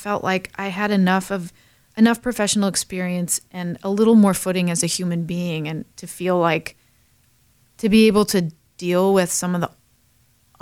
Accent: Chicago, Illinois, United States; moved away as an adult; I grew up outside of Chicago, Illinois, went to school out east and studied theater and art, but then came back.

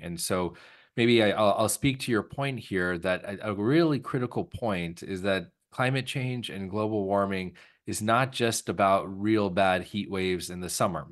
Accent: California, United States; moved away; I grew up in California

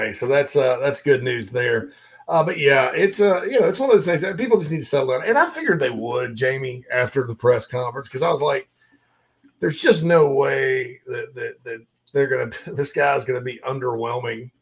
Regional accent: Spartanburg, South Carolina, United States; moved away; my home area of the upstate of South Carolina

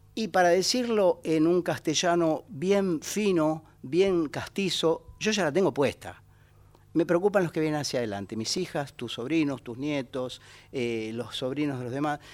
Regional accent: Buenos Aires, Argentina; Mi lugar es Buenos Aires, yo soy un ratón porteño, vivo en el Bajo Flores

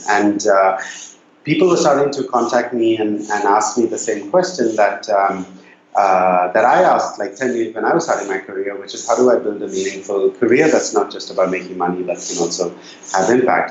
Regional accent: Bangalore, Karnataka, India; moved away; also born or lived in Nairobi; So I grew up in Bangalore in India, which when I was growing up in the 80s and 90s

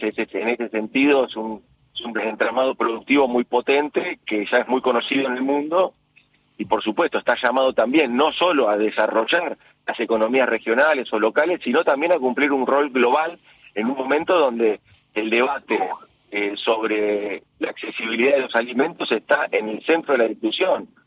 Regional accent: Argentina

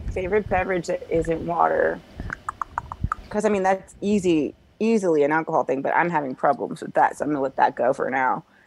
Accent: Springfield, Illinois, United States; I'm from Springfield, Illinois

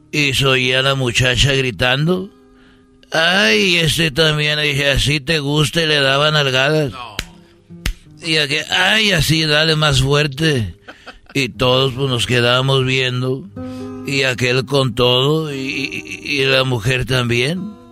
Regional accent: Mexico; como buen macho mexicano dije pa acá

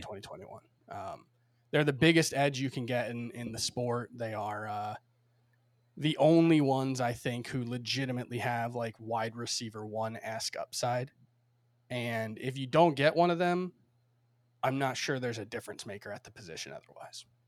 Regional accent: Miami, Florida, United States; moved away as an adult; now in New York, United States; I grew up in Miami, spent thirty-one years there, uh, before I moved to New York a year and a half, almost two years ago now

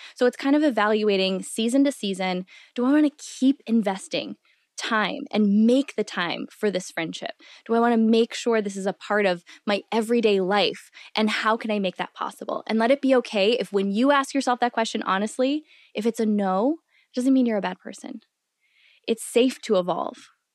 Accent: Midwest, United States; growing up in the Midwest

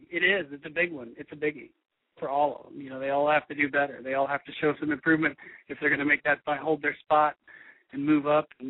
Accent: Missouri, United States; A, I'm from Missouri, so this shit happens occasionally.

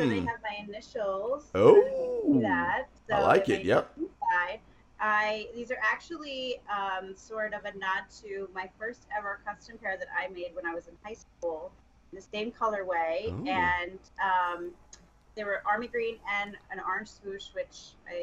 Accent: Long Island, New York, United States; also born or lived in Brooklyn, New York; when I was a kid and I moved from Brooklyn to Long Island

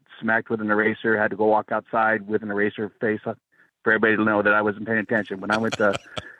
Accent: Southern California, United States; I'm an educator, retired. I grew up in SoCal, multiracial high school, elementary school.

